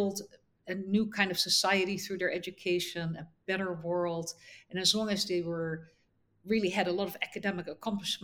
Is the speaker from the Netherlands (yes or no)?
yes; Netherlands; moved away as an adult; also born or lived in United States; now in Abu Dhabi, United Arab Emirates; I grew up in the Netherlands